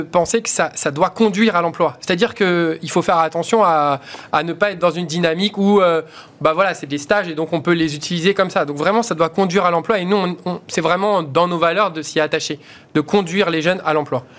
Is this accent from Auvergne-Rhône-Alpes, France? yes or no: no; Vitry-sur-Seine, Île-de-France, France; j'ai grandi à Vitry-sur-Seine